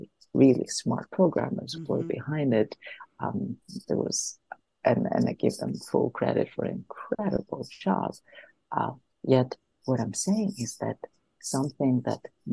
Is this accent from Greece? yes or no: yes; Athens, Attica, Greece; moved away as an adult; I grew up in Athens, in Greece.